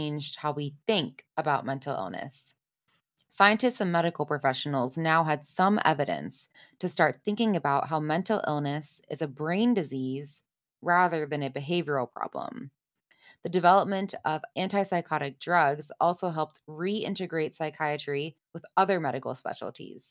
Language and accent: English; Boston, Massachusetts, United States; my hometown in Boston